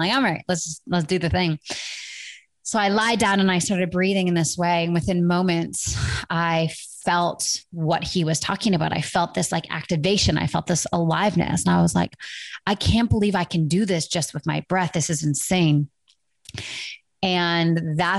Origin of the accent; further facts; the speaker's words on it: Vancouver, British Columbia, Canada; Vancouver, my hometown